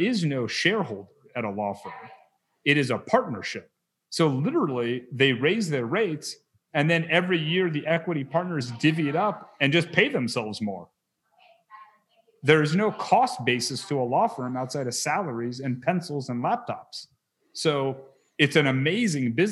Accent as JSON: {"language": "English", "town": "Wichita", "region": "Kansas", "country": "United States", "tie": "born or raised there", "moved": "yes", "said": "I was raised in Wichita"}